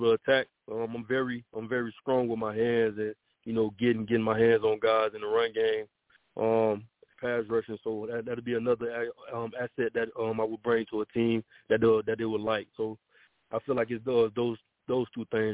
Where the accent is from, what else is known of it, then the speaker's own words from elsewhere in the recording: Miami, Florida, United States; I grew up in Goose, Florida. It's like an area within Miami, Florida